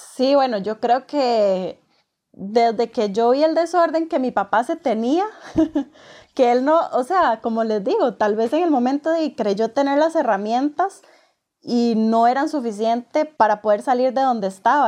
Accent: San Ramón, Alajuela, Costa Rica; now in Escazú, Costa Rica; soy oriunda de San Ramón, pero me vine a vivir a Escazú, San José, Escazú de Costa Rica

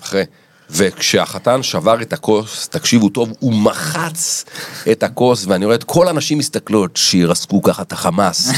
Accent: Rishon LeZion, Central District, Israel; אנחנו בגיל מאוד צעיר, ההורים שלי עזבו למרכז ראשון לציון

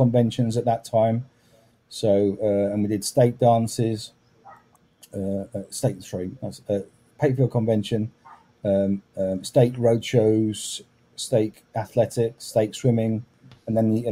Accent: Manchester mission area, North West England, United Kingdom; moved away; also born or lived in London; I grew up in the Manchester mission area

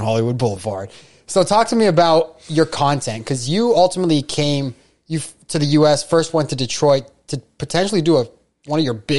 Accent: Iran; I'm from Iran.

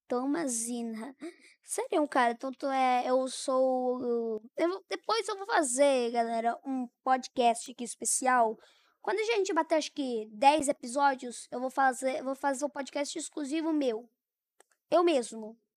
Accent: Tomazina, Paraná, Brazil; Nasci em Tomazina.

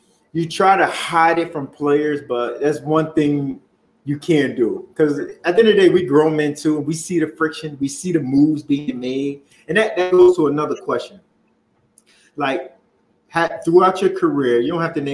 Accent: New Jersey, United States; I grew up in Jersey

